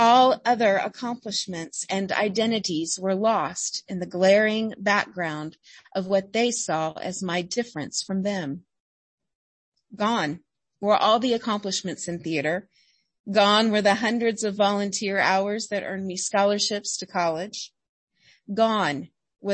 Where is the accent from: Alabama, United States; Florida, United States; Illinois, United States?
Alabama, United States; I grew up in Alabama, the first grandchild in a very large, very proper Southern family